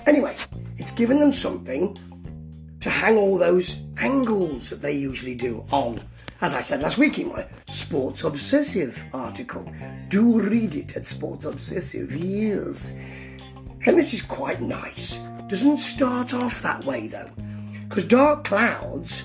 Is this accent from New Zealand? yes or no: no; England, United Kingdom; Being English